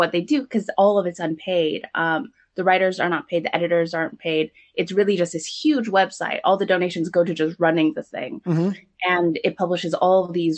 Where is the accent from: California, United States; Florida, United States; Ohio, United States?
California, United States; SoCal; moved away as an adult; also born or lived in New York; I've been in SoCal, which in my hometown